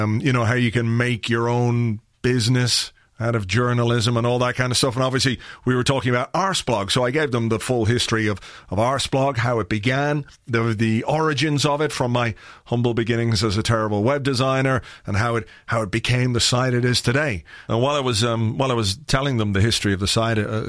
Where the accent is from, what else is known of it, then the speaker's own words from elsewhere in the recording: Ireland; I'm from Ireland